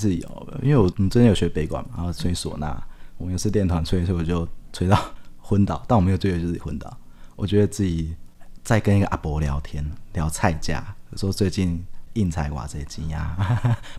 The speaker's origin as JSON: {"language": "Chinese", "country": "Taiwan", "said": "我觉得我们台湾人很妙，就是这种阴神系统啊，我们就会喜欢去走偏门，就会要拜阴神"}